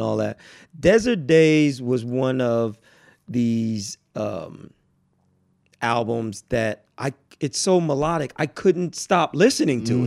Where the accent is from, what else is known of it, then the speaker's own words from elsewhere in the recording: New York, United States; moved away as an adult; now in Thousand Oaks, United States; I'm from New York